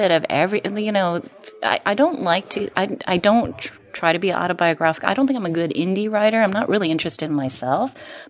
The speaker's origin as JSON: {"language": "English", "country": "United States", "said": "I am Chinese and I'm American, and I've sort of gone back and forth in terms of my identity."}